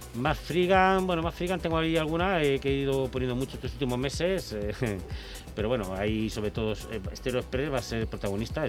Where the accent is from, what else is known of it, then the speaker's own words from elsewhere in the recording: Vigo, Galicia, Spain; moved away; yo soy de Vigo